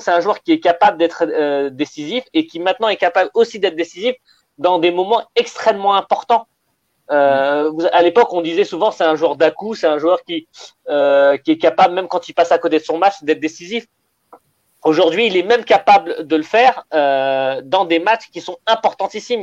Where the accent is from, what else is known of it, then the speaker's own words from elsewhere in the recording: Algeria; quand on est algérien, africain